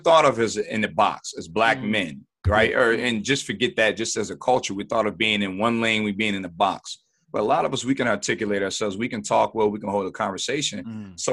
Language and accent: English; Buffalo, New York, United States; Buffalo, New York. Not born, but raised. Been here pretty much all my life